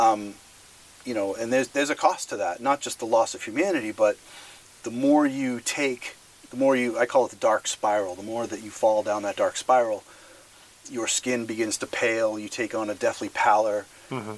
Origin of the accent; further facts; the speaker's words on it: Massachusetts, United States; I grew up in Massachusetts